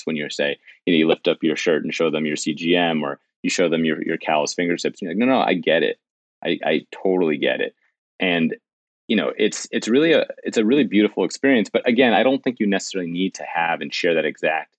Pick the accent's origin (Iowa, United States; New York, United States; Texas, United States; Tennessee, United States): New York, United States; New York City; as a New Yorker my entire life